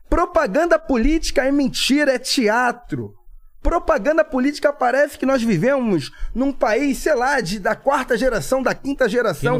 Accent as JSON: {"language": "Portuguese", "town": "Niterói", "region": "Rio de Janeiro", "country": "Brazil", "said": "sou de Niterói"}